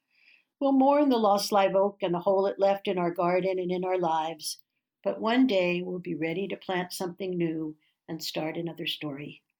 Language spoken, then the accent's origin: English; New York City, New York, United States; moved away as an adult; also born or lived in Bay Area, California; now in Oakland, United States; Growing up in Manhattan, I'd thought a tree was simply a tree.